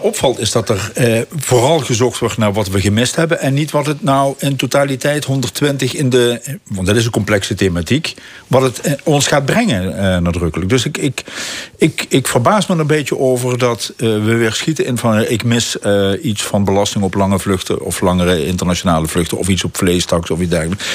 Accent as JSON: {"language": "Dutch", "region": "Limburg", "country": "Netherlands", "said": "wij als Limburgers"}